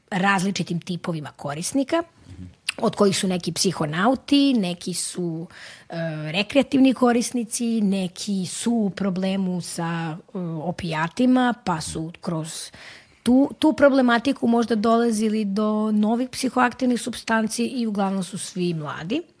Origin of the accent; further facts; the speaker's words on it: Serbia; kod nas u Srbiji